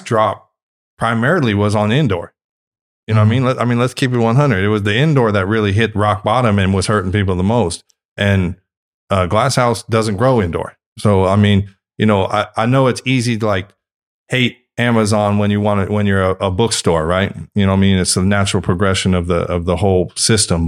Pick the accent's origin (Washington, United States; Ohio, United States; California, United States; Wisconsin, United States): California, United States; Northern; I'm from Northern California